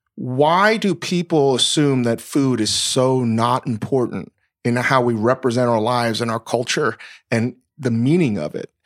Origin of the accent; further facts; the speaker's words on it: Northern Virginia, United States; moved away; I grew up in Northern Virginia, v, like, basically the Mid-Atlantic South